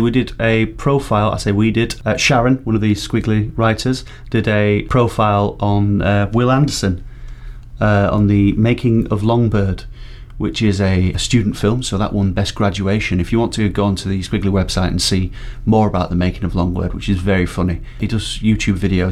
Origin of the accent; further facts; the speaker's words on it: Barnsley, Yorkshire and the Humber, United Kingdom; my pronunciation is terrible. I'm from Barnsley